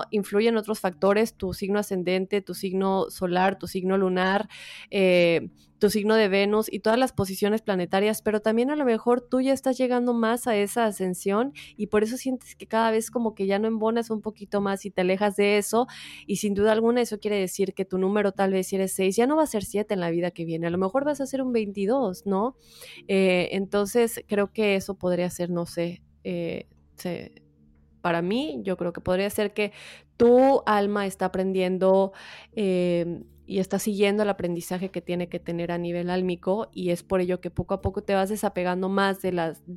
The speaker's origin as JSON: {"language": "Spanish", "town": "Mérida", "region": "Yucatán", "country": "Mexico", "said": "soy de Mérida."}